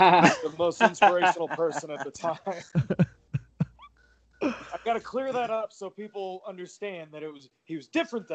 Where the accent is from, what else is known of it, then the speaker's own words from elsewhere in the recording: St. Louis, Missouri, United States; I'm from St. Louis